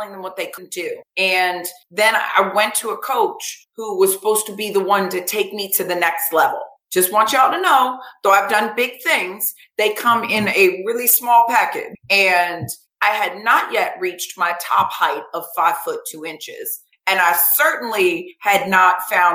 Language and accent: English; Vero Beach, Florida, United States; I grew up in Vero Beach, Florida